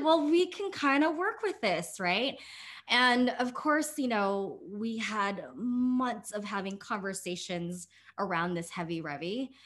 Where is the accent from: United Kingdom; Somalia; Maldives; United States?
United States; I grew up as a Filipino American and daughter of immigrants